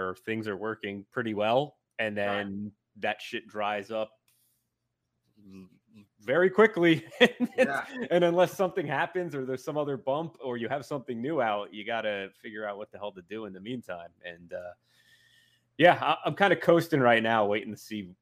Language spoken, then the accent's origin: English; Hopatcong, New Jersey, United States; moved away; these guys from my hometown that lived in the woods. It was kind of a rural New Jersey town